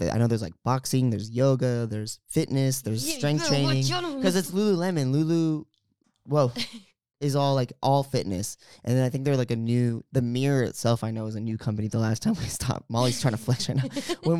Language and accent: English; California, United States; because we're from the Bay. So it's San Francisco Giants colors.